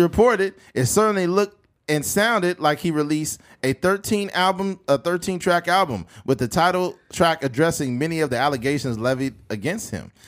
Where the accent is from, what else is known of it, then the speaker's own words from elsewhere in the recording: Bakersfield, California, United States; also born or lived in Delano, California; I moved from Delano to Bakersfield in ninety-three.